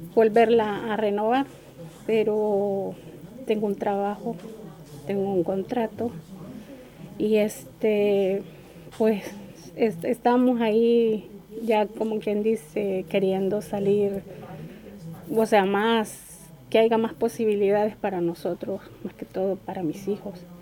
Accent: El Salvador; moved away as an adult; now in Torre Pacheco, Spain; soy del Salvador

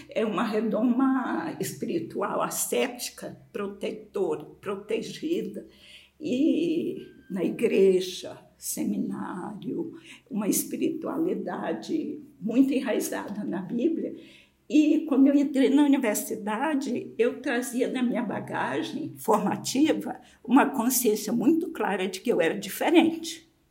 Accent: Maranhão, Brazil; moved away as an adult; Eu saí do Maranhão para São Paulo movida mais do que por um convite para trabalhar com literatura, que era a minha paixão, a minha formação em letras.

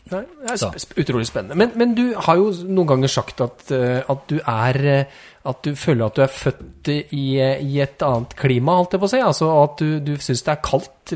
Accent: Trysil, Innlandet, Norway; jeg er altså fra Slettås, eller Nordre Tøråsen. Eller Tøråslia, Nordre Tøroslia eh, i Slettås i Trysil

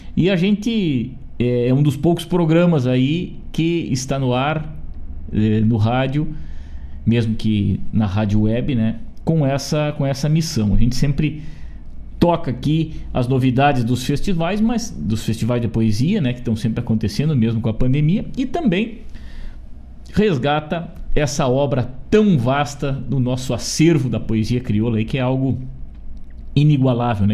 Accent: Rosário do Sul, Rio Grande do Sul, Brazil; moved away; Eu sou natural de Rosário do Sul

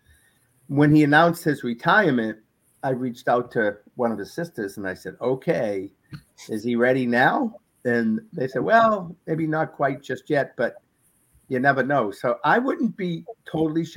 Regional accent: Boston, Massachusetts, United States; when I was a young boy growing up in Boston

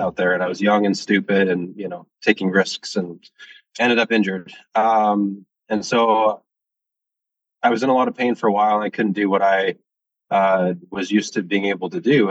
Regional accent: Washington, United States; moved away; also born or lived in Ontario; I, am from the States, I'm from Washington State

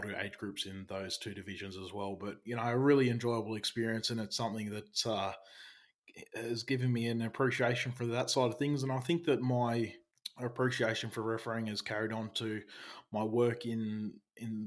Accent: Albion Park Rail, New South Wales, Australia; I grew up in Albion Park Rail

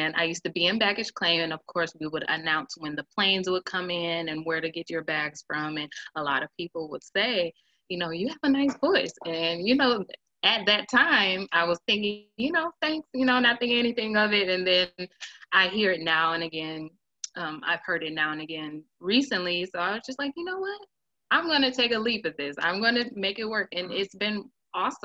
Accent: Milwaukee, Wisconsin, United States; also born or lived in Nebraska / Memphis; Born and raised in Milwaukee

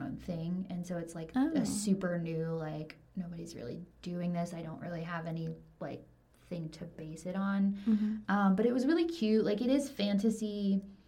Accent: the South, United States; I grew up in the South in like a very like evangelical Christian household

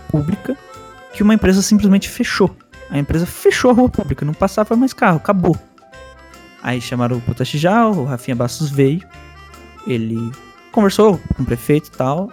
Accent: Bogotá, Colombia; now in Brazil; eu morei na Colômbia. Minha infância foi lá, em Bogotá

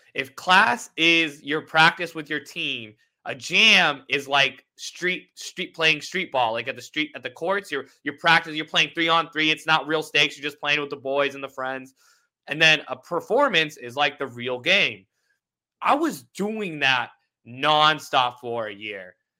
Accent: Indianapolis, Indiana, United States; I was raised in Indianapolis

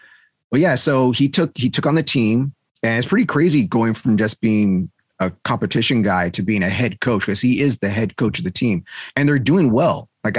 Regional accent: United States; Okay, I'm American.

